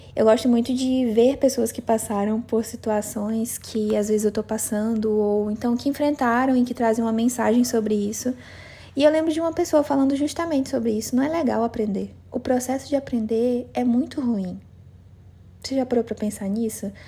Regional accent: Cruzeiro do Sul, Acre, Brazil; moved away; eu cheguei de viagem aqui em Cruzeiro do Sul, na minha cidade natal

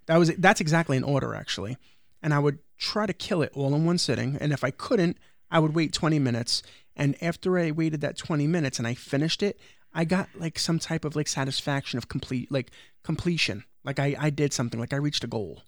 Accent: New York City, New York, United States; I grew up in the projects of Brooklyn, which I know you don't consider Brooklyn, but everybody knows that I come from Brooklyn, New York, which is Starrett City.

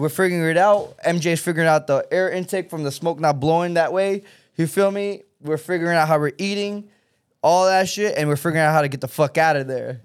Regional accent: Texas, United States; now in California, United States; I come from Texas

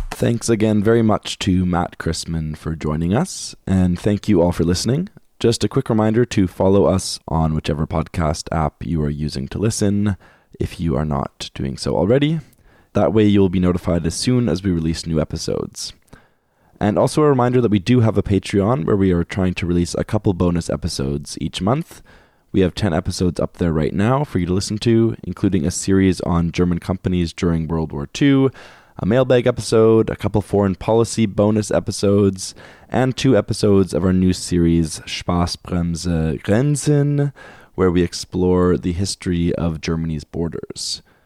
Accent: Winnipeg, Manitoba, Canada; growing up in Winnipeg, like, in, in, in Manitoba

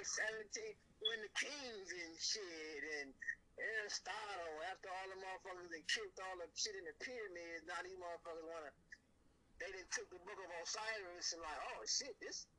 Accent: East Cleveland, Ohio, United States; I'm out from East Cleveland.

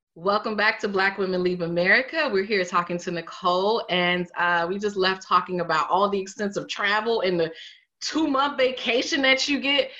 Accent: United States; moved away as an adult; I'm American

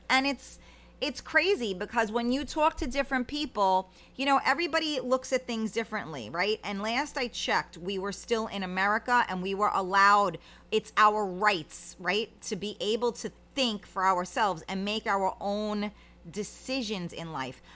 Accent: United States; as an American

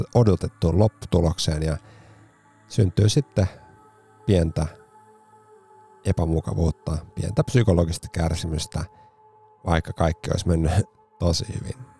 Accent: Helsinki, Uusimaa, Finland; herra, jonka patsas on Espalla kotikaupunkini paraatipaikalla

